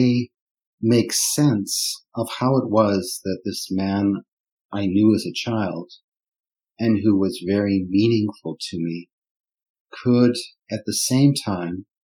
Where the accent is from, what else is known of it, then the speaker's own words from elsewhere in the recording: Canada; first language German; English is a second language; moved away; also born or lived in Germany / Switzerland; I was born in North America in 1965, and I grew up in Canada